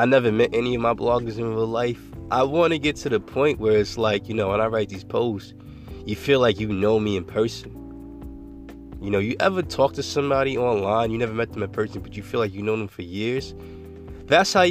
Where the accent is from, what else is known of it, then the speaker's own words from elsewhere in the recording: New York, United States; I'm from New York. I was born and raised there